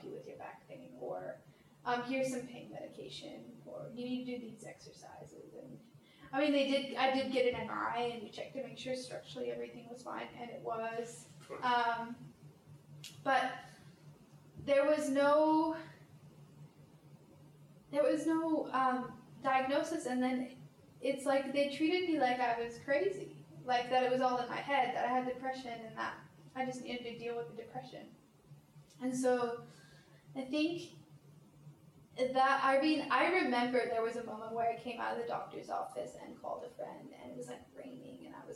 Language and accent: English; Portland, Oregon, United States; moved away as an adult; also born or lived in France; now in Sydney, Australia; My hometown is Portland, Oregon